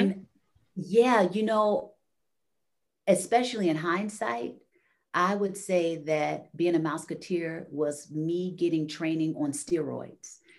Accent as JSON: {"language": "English", "town": "Chicago", "region": "Illinois", "country": "United States", "said": "I'm from Chicago."}